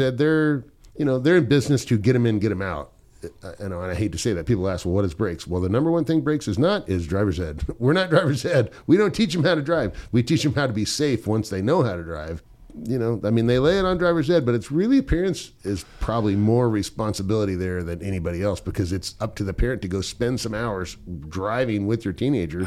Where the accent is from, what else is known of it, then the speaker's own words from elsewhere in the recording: Southern California, United States; I grew up in Southern California